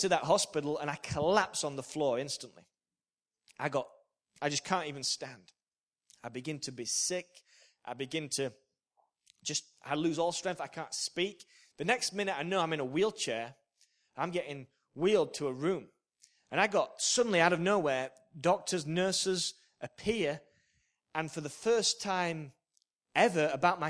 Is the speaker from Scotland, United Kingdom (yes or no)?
no; Yorkshire and the Humber, United Kingdom; I'm a Yorkshireman